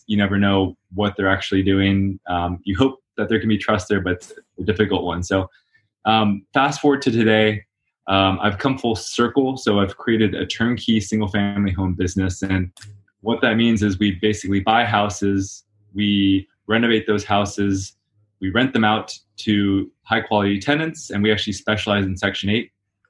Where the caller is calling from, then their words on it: Los Angeles, California, United States; Here in sunny California, Los Angeles.